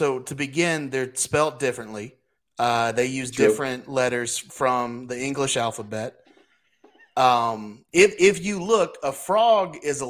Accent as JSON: {"language": "English", "town": "Corpus Christi", "region": "Texas", "country": "United States", "said": "I am from Texas. I was born here where TCU exists in Corpus Christi, Texas."}